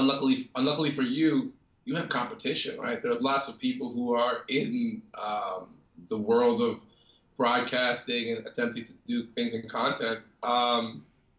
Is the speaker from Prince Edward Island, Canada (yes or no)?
no; Toronto, Ontario, Canada; growing up in Scarborough, I got to familiarize myself with a lot of guys who work with OVO.